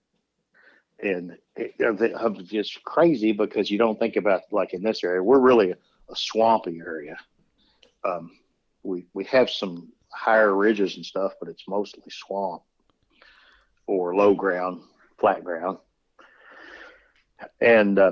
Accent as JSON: {"language": "English", "region": "West Kentucky", "country": "United States", "tie": "born or raised there", "said": "I was born and raised in West Kentucky"}